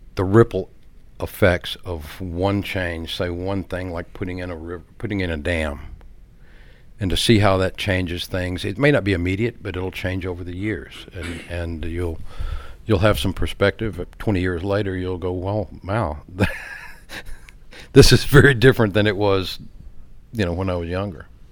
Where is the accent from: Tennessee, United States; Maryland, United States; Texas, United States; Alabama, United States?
Texas, United States; Baytown; I grew up in the Galveston Bay area